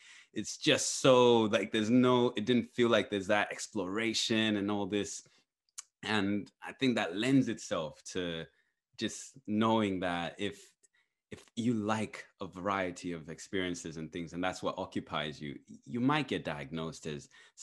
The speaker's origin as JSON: {"language": "English", "country": "Zambia", "tie": "born or raised there", "moved": "yes", "said": "I grew up in Zambia"}